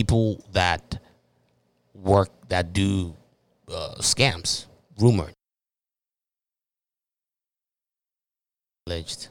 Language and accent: English; Nigeria; I am a Nigerian